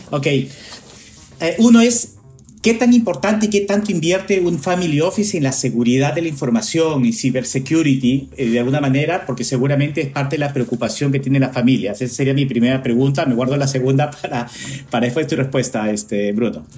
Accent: Peru; now in United States; yo soy peruano que vivo acá en Estados Unidos hace mucho tiempo

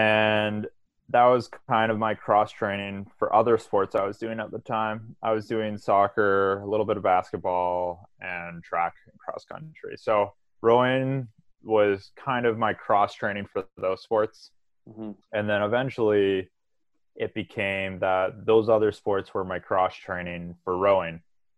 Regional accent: Victoria, British Columbia, Canada; So I went to a small high school called St. Andrews Regional High School. It's right by Elk Lake.

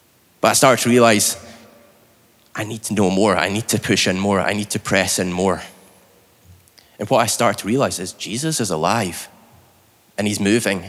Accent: Scotland, United Kingdom; now in Northern Ireland, United Kingdom; I'm from Scotland

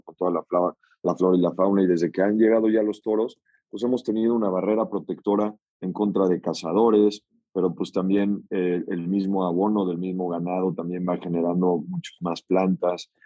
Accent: Mexico City, Mexico; also born or lived in Hidalgo; yo soy originario de la Ciudad de México, pero bueno, prácticamente hidalguense de, corazón.

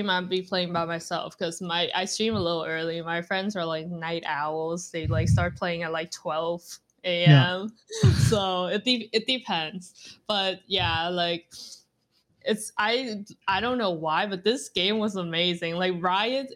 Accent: Vietnam; now in Canada; I was born and raised in Vietnam

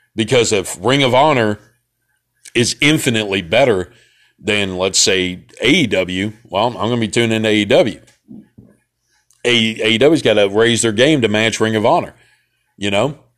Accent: Memphis, Tennessee, United States; I was from Memphis

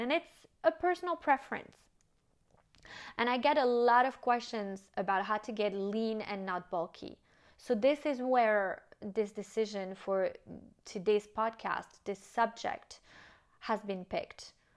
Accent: United States; moved away as an adult; also born or lived in France; now in Monaco; my French upbringing, even though I grew up and lived in the States

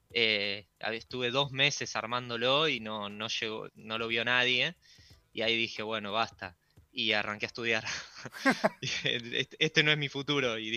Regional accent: Buenos Aires, Argentina; Y yo estoy en Villa Urquiza, soy de acá de Capital, así que estoy pasando la cuarentena acá con mi viejo.

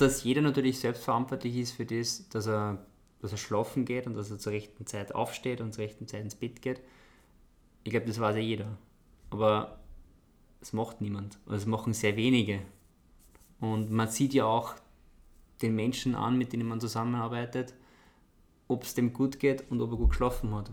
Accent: Austria; bei uns in Österreich

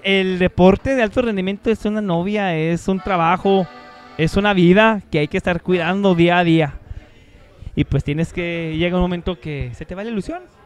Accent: Chihuahua, Mexico; Yo soy el, eh, de Chihuahua

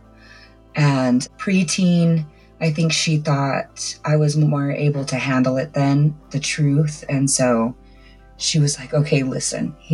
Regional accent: San Jose, California, United States; I was born and raised in California, San Jose

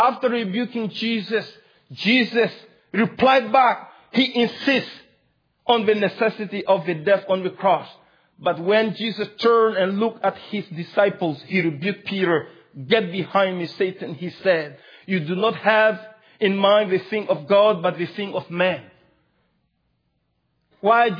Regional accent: Mali; English is a second language; moved away

